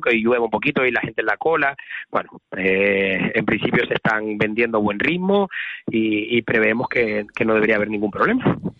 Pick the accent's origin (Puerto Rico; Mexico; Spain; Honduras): Spain; Santa Cruz de Tenerife, Canary Islands; somos chicharreros